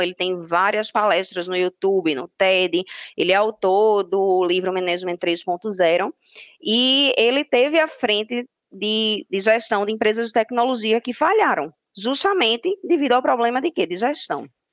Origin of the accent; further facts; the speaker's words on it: Recife, Pernambuco, Brazil; Sou de Recife, Pernambuco